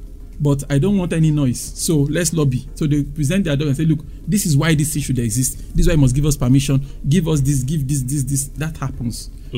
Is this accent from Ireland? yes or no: no; Nigeria; So I'm saying that a true innovator